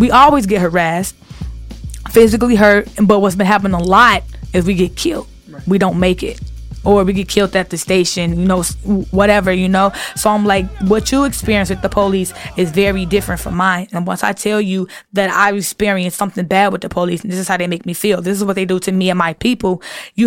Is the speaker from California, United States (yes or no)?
no; Chicago, Illinois, United States; I'm from Chicago.